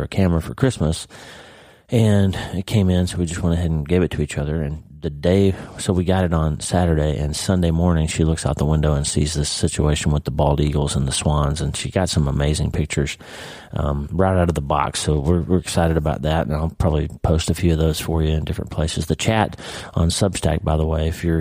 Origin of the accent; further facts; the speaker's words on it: Oklahoma, United States; moved away; I'm from Oklahoma, right? I grew up in Oklahoma.